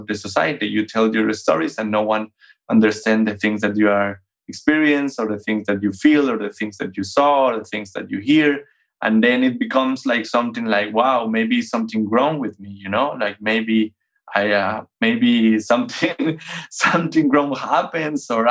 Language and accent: English; Bogota, Bogotá Capital District, Colombia; moved away as an adult; now in Vienna, Austria; I'm born and raised in Bogota, the capital of Colombia.